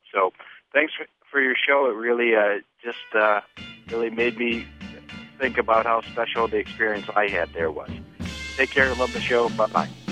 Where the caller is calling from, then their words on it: Chicago, Illinois, United States; I am calling from Chicago.